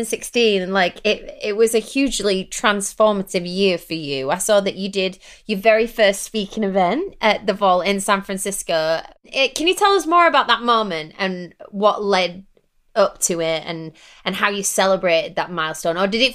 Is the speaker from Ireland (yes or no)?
no; England, United Kingdom; So me and Ariel are obviously, she's American, I'm English.